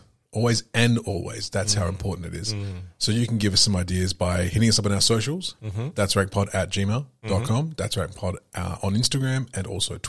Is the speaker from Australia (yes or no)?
yes; Bicton, Western Australia, Australia; Like where I lived, I grew up in Bicton